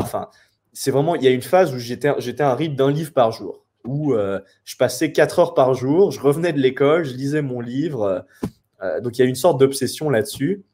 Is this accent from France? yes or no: yes; France; je suis français